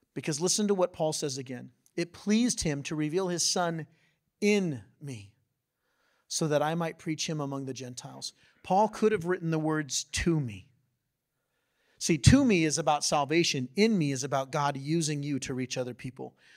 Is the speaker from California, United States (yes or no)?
yes; San Diego, California, United States; I grew up in San Diego